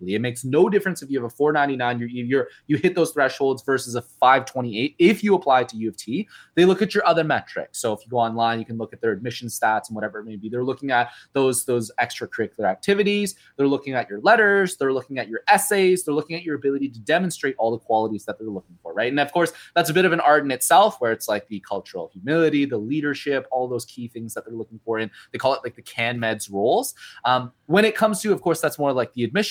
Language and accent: English; Ontario, Canada; I grew up in Ontario